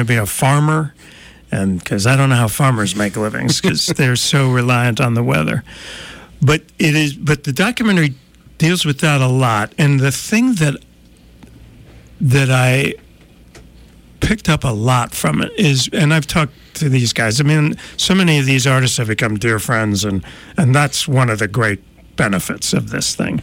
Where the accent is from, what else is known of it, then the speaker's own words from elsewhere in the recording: New Jersey, United States; moved away; I'm from New Jersey